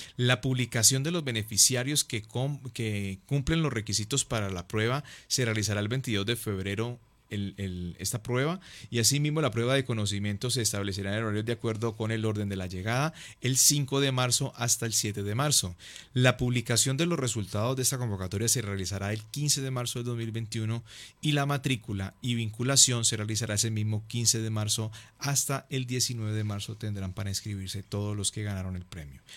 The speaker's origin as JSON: {"language": "Spanish", "town": "Palmira", "region": "Valle del Cauca", "country": "Colombia"}